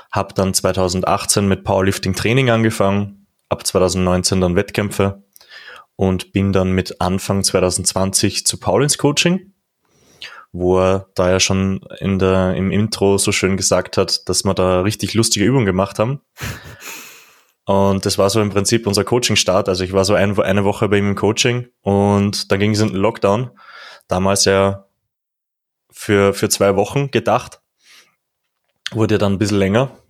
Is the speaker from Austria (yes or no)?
yes; Upper Austria, Austria; Also ich komme, wie du sagtest, aus Oberösterreich natürlich.